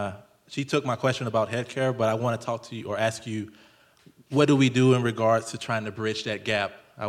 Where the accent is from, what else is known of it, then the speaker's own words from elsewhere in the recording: Pascagoula, Mississippi, United States; moved away; I'm from Pascagoula, Mississippi.